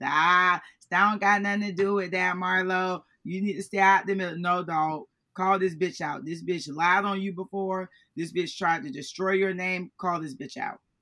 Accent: Florida, United States; I'm from Florida.

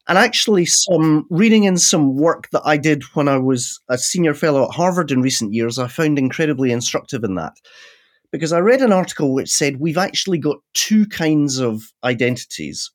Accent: Scotland, United Kingdom; I'm a Scottish Presbyterian

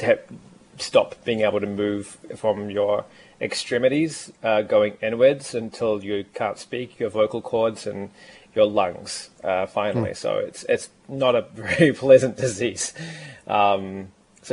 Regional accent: Lower Hutt, Wellington, New Zealand; Lower Hutt, which is where I actually grew up

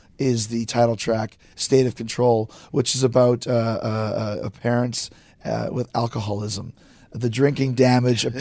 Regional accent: Winnipeg, Manitoba, Canada; growing up in Winnipeg

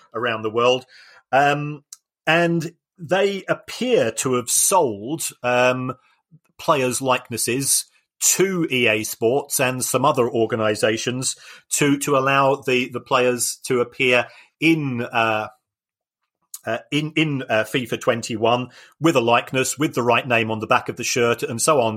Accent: London, United Kingdom; as somebody that was born in the Elephant and Castle

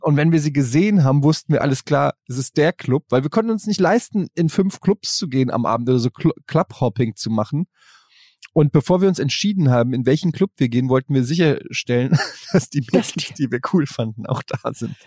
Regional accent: Germany; in der Großstadt wo ich groß geworden bin

